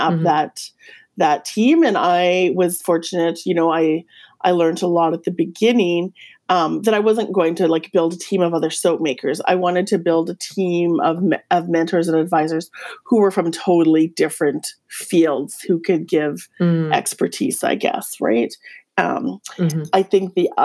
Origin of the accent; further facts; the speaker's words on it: Yukon, Canada; I'm from the Yukon.